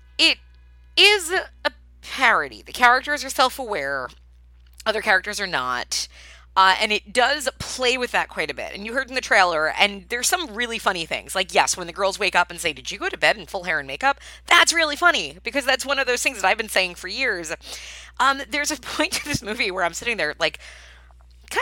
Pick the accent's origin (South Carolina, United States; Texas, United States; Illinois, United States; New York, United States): New York, United States; Long Island; I grew up in Long Island